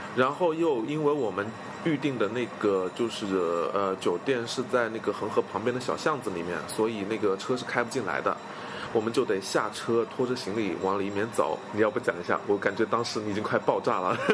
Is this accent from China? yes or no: yes; China; 我们中国人